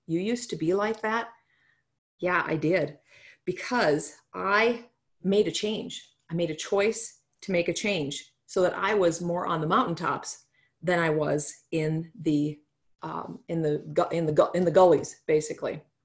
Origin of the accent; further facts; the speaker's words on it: North Dakota, United States; moved away as an adult; now in South Dakota, United States; I'm from North Dakota originally